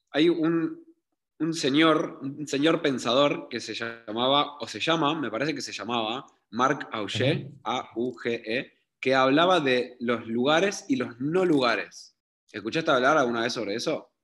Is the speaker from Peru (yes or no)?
no; Uruguay; moved away as an adult; also born or lived in Israel; aunque sea de Uruguay